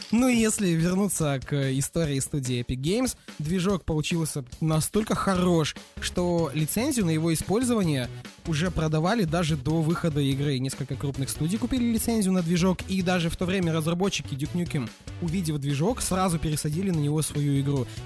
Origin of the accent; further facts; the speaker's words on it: Kazakhstan; я вообще из Казахстана. Какие у нас в 98 году компьютеры были?